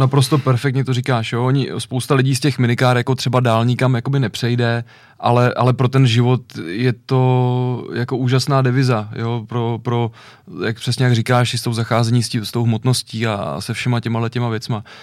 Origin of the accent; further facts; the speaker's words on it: Ovčáry, Central Bohemian Region, Czechia; u nás hmm. v Ovčárech